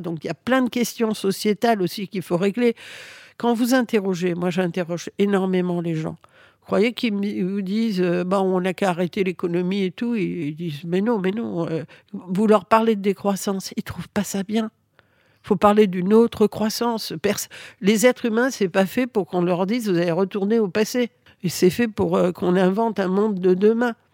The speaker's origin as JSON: {"language": "French", "country": "France", "tie": "born or raised there", "second_language": "French", "said": "je suis arrivée en France à l'âge de 6 ans. Euh, je ne parlais pas français."}